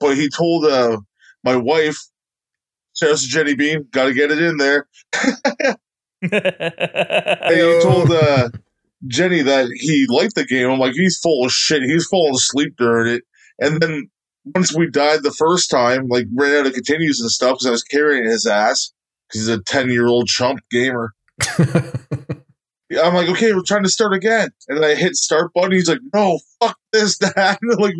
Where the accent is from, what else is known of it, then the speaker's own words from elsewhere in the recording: Canada; accent: Canadian; It's my Canadian accent. Fuck off, you hoser.